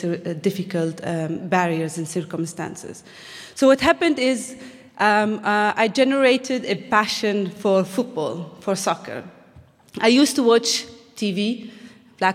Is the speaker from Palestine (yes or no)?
yes; Bethlehem, West Bank, Palestine; as a Palestinian growing up in Bethlehem, we had to grow up in a very difficult circumstances